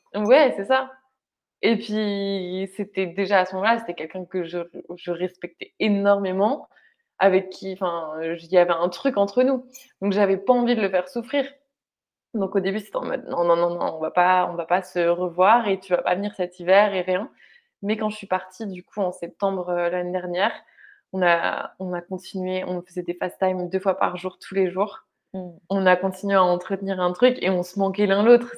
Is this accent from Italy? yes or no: no; France; also born or lived in Bali; Je suis dans ma région natale, je suis avec ma famille